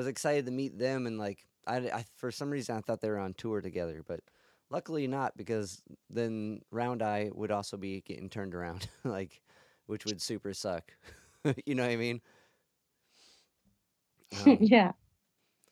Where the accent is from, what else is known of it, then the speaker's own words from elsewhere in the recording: Cleveland, Ohio, United States; I'm from Cleveland, Ohio